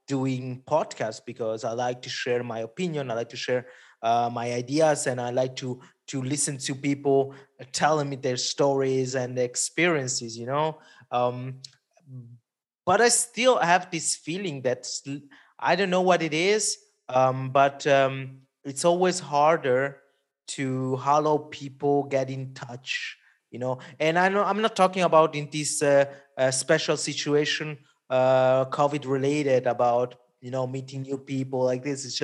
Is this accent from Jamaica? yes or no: no; Italy; first language Italian; English is a second language; my mother tongue is Italian. So when I'm on Italy with some bands, it's double fun because you you you really communicate with the people there.